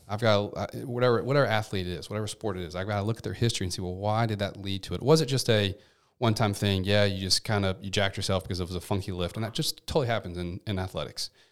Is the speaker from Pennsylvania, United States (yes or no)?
no; Memphis, Tennessee, United States; also born or lived in Seattle; I'm from Memphis, born and raised, nine oh one